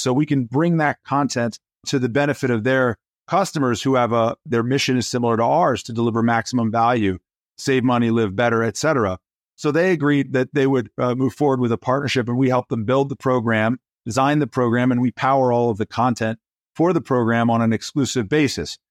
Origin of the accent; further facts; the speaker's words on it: Atlanta, Georgia, United States; also born or lived in Nairobi, Kenya; When I was born, I was born in Nairobi, Kenya. My father was working at a car dealership. We moved to the United States so my father could become an entrepreneur. And he started a company in the storefront in the mall in Atlanta, Georgia. And growing up, I had a front row seat